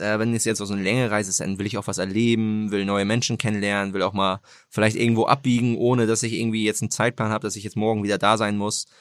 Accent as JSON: {"language": "German", "country": "Germany", "tie": "born or raised there", "also_born_or_lived": "Greifswald", "lives_now": "Hamburg, Germany", "said": "also ich bin in Hamburg geboren, äh, dann mhm. hier vor den Toren Hamburgs aufgewachsen"}